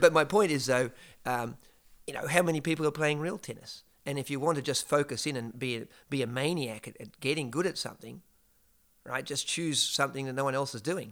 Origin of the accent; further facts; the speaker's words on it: Geelong, Victoria, Australia; moved away; In a place called, uh, Geelong, uh, south of Melbourne in, uh, Australia